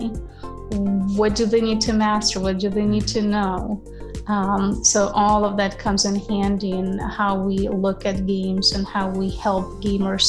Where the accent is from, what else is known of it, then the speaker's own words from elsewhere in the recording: Ukraine; moved away as an adult; I'm originally from Ukraine, where I spent 27 years of my life.